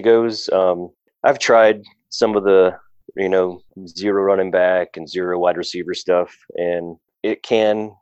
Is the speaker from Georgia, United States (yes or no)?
yes; Georgia, United States; I was raised in Georgia